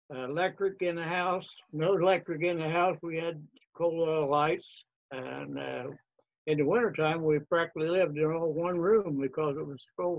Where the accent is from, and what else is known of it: Athens County, Ohio, United States; born or raised there; also born or lived in Parkersburg, West Virginia